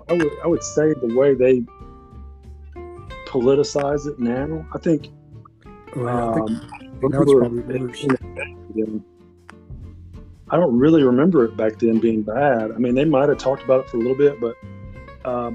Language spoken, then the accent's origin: English; Arkansas, United States; I'm from Arkansas